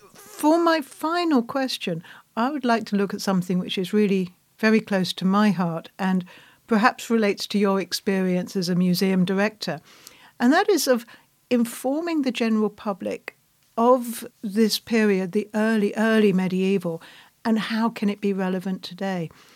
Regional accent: England, United Kingdom; I'm British

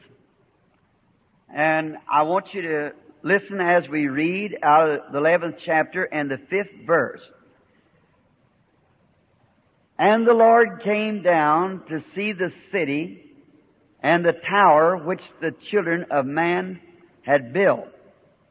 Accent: the South, United States; I'm a Southerner

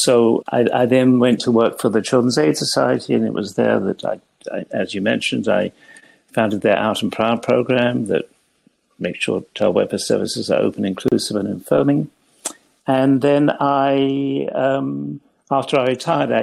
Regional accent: England, United Kingdom; moved away as an adult; now in Toronto, Canada; I trained in England, where I grew up

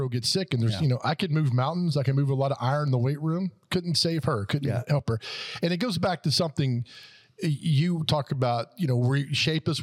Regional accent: Nashville, Tennessee, United States; I never left Donaldson Hermitage. It was just home

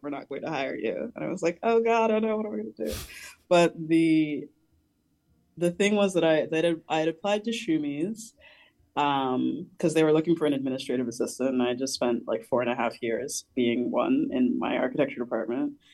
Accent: New Jersey, United States; I'm from New Jersey, so it was the city. It is the sort of uh, kind of platonic ideal of a city for me growing up in that region

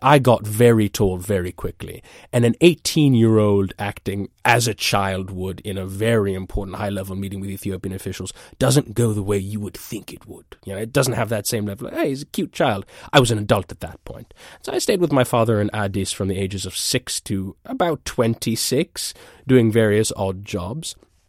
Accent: East of England, United Kingdom; now in New York, United States; I'm originally from Essex. I'm currently based in New York.

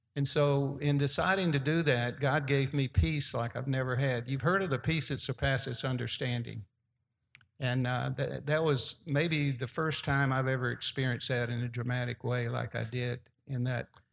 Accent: Birmingham, Alabama, United States; playing in my hometown. That was where their double A team was in Birmingham

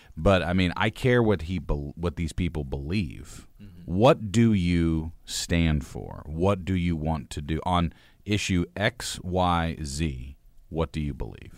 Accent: United States; was born late twentieth century in the United States

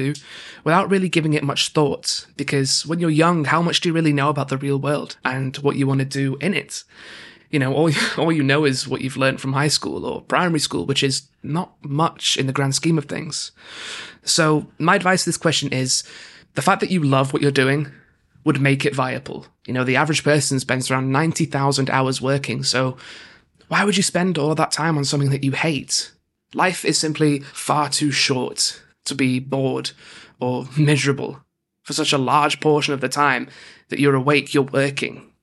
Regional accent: Manchester, North West England, United Kingdom; I am 24 years old and I am from Manchester.

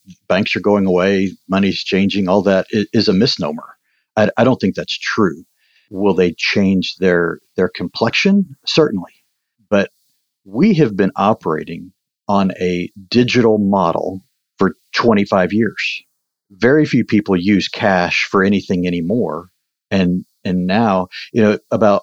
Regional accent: Fort Worth, Texas, United States; now in Cedar Park, United States; I grew up in Fort Worth, actually, is where I spent most of my childhood.

